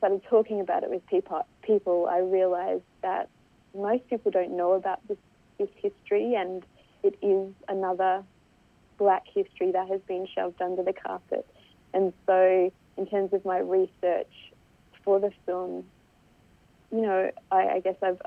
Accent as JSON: {"language": "English", "country": "Solomon Islands", "moved": "yes", "lives_now": "Australia", "said": "I'm from the Solomon Islands"}